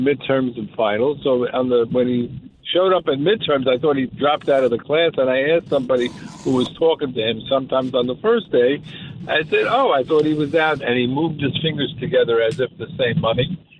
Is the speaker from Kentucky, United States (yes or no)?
no; Margate, New Jersey, United States; also born or lived in Philadelphia, Pennsylvania; now in Manhattan Beach, United States; In 1968, I was from Margate, New Jersey